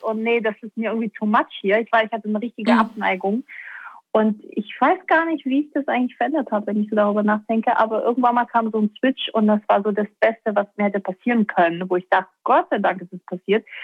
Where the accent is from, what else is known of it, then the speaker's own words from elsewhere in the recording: Baden-Württemberg, Germany; also born or lived in Stuttgart; Ich komme aus Baden-Württemberg oder bin da aufgewachsen